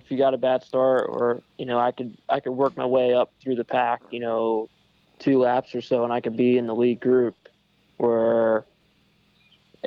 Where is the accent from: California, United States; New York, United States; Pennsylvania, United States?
Pennsylvania, United States; also born or lived in Waynesburg, Pennsylvania; I'm a Pennsylvania native